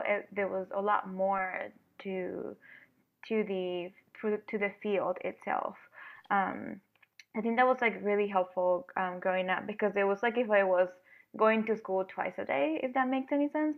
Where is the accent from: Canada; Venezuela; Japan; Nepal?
Venezuela; now in Detroit, United States; I am originally from Venezuela, and I grew up in El Sistema